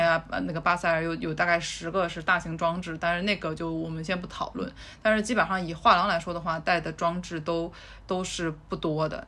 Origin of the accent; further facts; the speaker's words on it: China; now in London, United Kingdom; 我们中国人